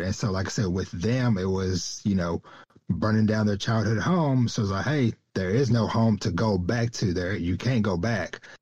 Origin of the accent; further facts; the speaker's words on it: Texas, United States; my hometown that I came from very small country town in the deep woods uh, of of Texas